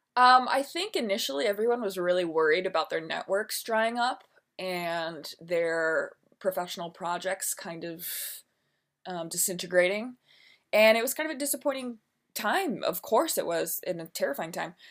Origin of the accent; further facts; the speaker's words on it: Milwaukee, Wisconsin, United States; moved away; also born or lived in New York City; I am from Milwaukee, Wisconsin, born and raised